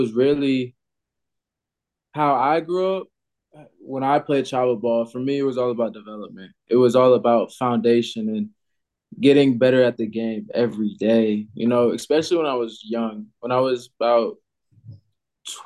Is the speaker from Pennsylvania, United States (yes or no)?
no; Georgia, United States; my parents always say I'm a Georgia baby because I grew up here